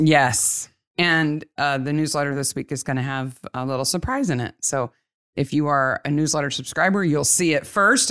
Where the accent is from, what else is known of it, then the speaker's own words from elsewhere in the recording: United States; I'm American